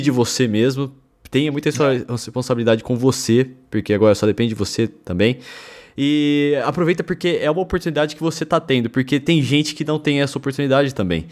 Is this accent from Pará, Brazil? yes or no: no; interior of São Paulo, Brazil; now in São Paulo, Brazil; eu e o Bruno somos do interior de São Paulo